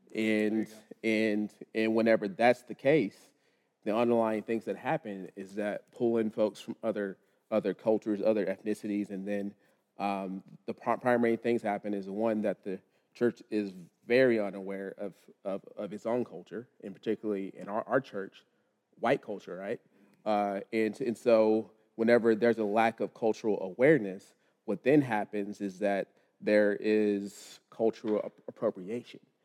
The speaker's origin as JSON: {"language": "English", "town": "Lubbock", "region": "Texas", "country": "United States", "tie": "born or raised there", "moved": "yes", "lives_now": "Charlotte, United States", "said": "born and raised in Lubbock, Texas."}